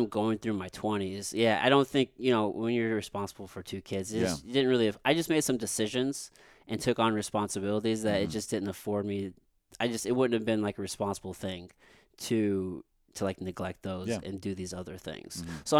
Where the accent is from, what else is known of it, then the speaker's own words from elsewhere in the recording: Jefferson City, Missouri, United States; also born or lived in San Antonio; I'm from Jeff City.